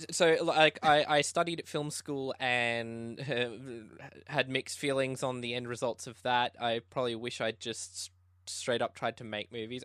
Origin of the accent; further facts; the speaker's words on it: Tasmania, Australia; now in Brisbane, Australia; I'm a filmmaker from Brisbane, uh, Australia. I actually wasn't originally from here. I was from Tasmania